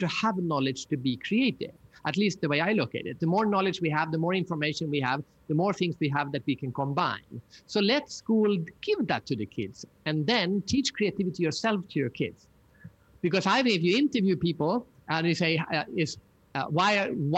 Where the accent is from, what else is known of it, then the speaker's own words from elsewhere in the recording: Sweden; I'm from Sweden, so we have IKEA